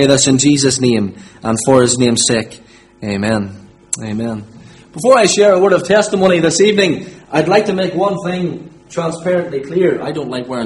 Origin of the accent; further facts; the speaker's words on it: Limavady, Northern Ireland, United Kingdom; I'm from Limavady, born and bred.